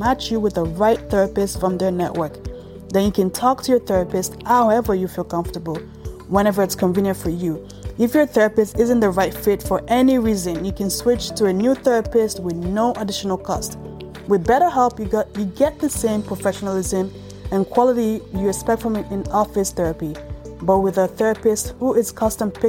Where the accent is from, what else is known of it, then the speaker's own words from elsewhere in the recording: Canada; also born or lived in Ontario; I'm Canadian myself. I'm in Ontario